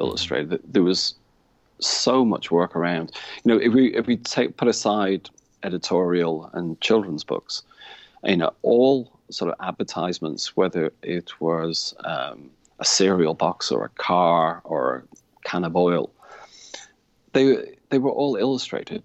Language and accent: English; a town about 20 miles from Manchester, between Manchester and Liverpool, North West England, United Kingdom; moved away as an adult; now in Ireland; I actually come from a town about 20 miles away from Manchester. It's situated probably the same distance to Liverpool as it is to Manchester